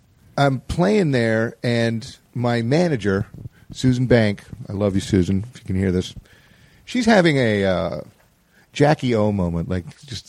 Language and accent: English; Stamford, Connecticut, United States; Stanford, Connecticut is where I grew up.